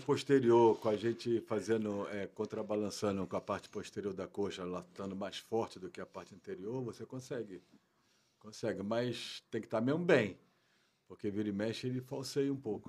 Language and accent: Portuguese; Brazil; moved away as an adult; also born or lived in Portugal / France; Sou brasileiro, com muito orgulho